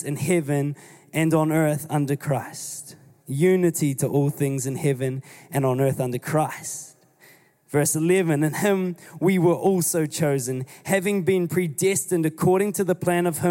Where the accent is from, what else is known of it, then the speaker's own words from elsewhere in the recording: New Zealand; I'm still New Zealander